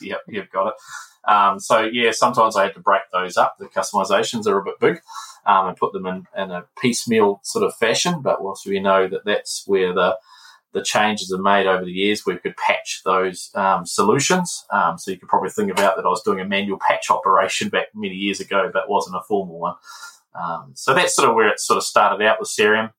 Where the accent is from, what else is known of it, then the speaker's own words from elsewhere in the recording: Palmerston North, Manawatū-Whanganui, New Zealand; moved away as an adult; now in Auckland, New Zealand; Palmerston North is my hometown